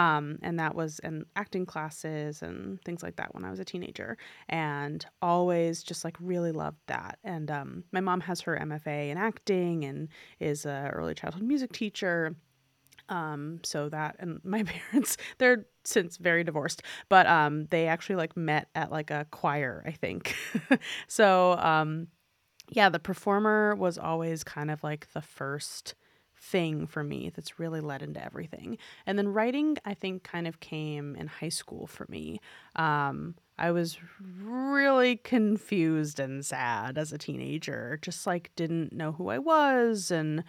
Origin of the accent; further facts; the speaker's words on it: New York, United States; I mean, I grew up in New York City, and my parents would like take me to a musical on my birthday every year when I was a kid.